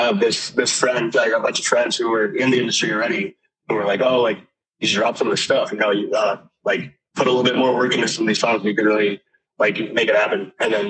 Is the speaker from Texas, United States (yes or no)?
no; Thousand Oaks, California, United States; now in Arizona, United States; Yeah, I'm in Arizona right now, but I'm from Thousand Oaks, California.